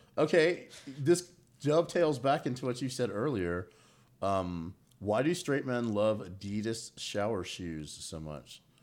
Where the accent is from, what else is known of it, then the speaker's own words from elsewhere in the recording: Bossier City, Louisiana, United States; now in Atlanta, United States; was born in Bossier City.